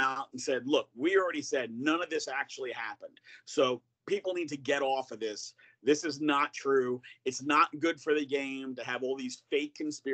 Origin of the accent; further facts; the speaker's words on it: New York, United States; growing up in New York